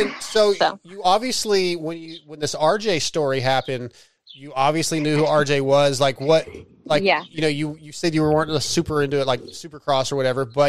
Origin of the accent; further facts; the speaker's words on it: San Diego, California, United States; born there; I'm in Texas now, but I was born in San Diego, 75.